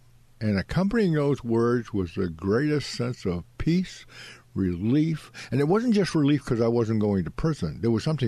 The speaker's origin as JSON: {"language": "English", "town": "Ipswich", "region": "Massachusetts", "country": "United States", "tie": "born or raised there"}